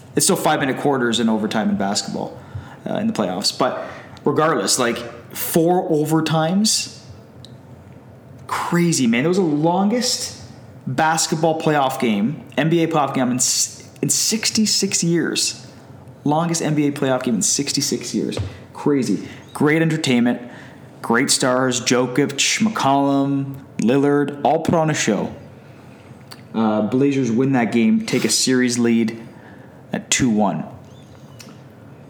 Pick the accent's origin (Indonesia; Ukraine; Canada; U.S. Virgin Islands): Canada; now in Hamilton, Canada; as Canadian soccer fans